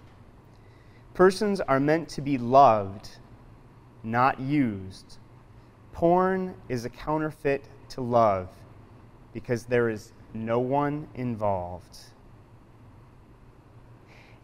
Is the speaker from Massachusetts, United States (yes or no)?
no; Portland, Oregon, United States; now in South Dakota, United States; I'm not from South Dakota. I grew up in Portland, Oregon, and as a kid growing up in the city